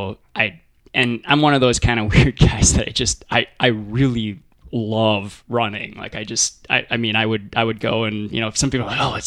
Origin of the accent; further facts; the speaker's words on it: Moorhead, Minnesota, United States; now in Duluth, United States; I was born in Minneapolis, but my family quickly moved to Fargo area, Moorhead, actually, up in the Northland.